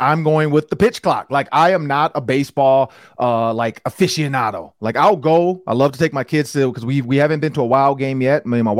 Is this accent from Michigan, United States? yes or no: yes; Detroit, Michigan, United States; now in Minnesota, United States; I'm from Detroit